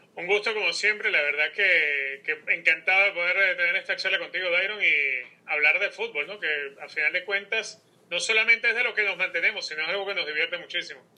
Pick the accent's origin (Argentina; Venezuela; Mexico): Venezuela; Caracas, Capital District; now in United States; por ser caraqueño soy fanático de Táchira.